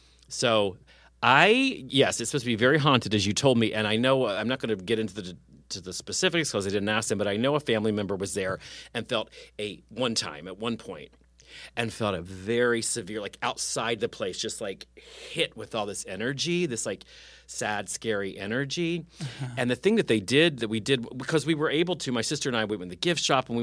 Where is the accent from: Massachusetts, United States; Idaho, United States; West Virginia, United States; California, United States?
West Virginia, United States; moved away; also born or lived in Summersville, West Virginia / Morgantown, West Virginia; I'm from West Virginia